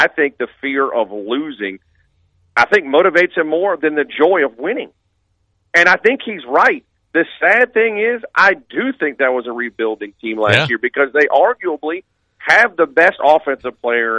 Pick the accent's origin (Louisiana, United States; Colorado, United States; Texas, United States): Louisiana, United States; Mandeville; now in North Louisiana, United States; at 40 years old, I'm originally from Mandeville, born at East Jefferson Hospital, so I've spent half my life in both parts of the state as a youngster there, as an older person here, and the rest of my family still lives down there.